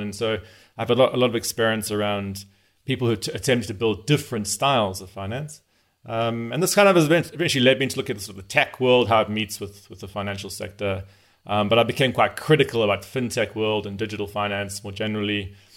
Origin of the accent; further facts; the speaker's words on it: South Africa; also born or lived in Zimbabwe; I'm from South Africa, uh, although my family's from Zimbabwe. So I grew up in Southern Africa